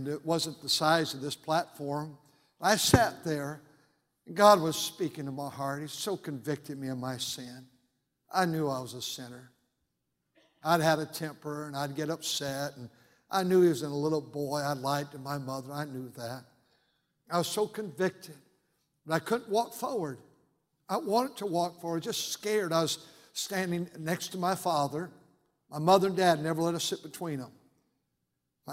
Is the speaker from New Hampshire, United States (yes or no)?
no; Fremont, California, United States; I grew up just about 15 minutes from here in a city now called Fremont